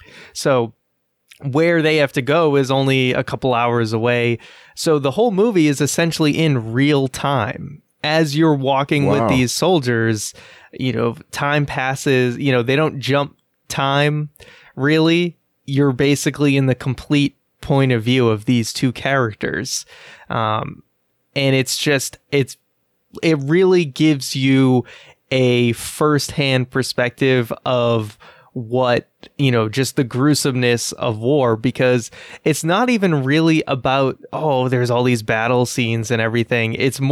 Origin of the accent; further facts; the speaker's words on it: Boston, Massachusetts, United States; I'm from Boston.